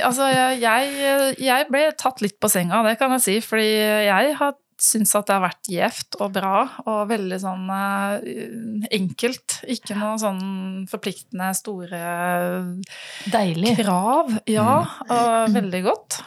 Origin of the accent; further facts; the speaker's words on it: Western Norway, Norway; jeg er en jente fra Vestlandet